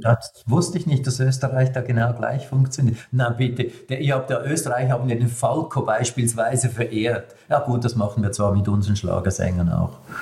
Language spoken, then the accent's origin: German; Switzerland; als Schweizer